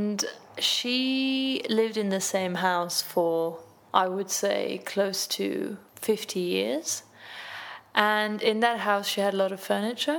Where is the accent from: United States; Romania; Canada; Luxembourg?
Luxembourg; now in Berlin, Germany; I am originally from Luxembourg. I'm 28 years old, and I'm a journalist, and I live in Berlin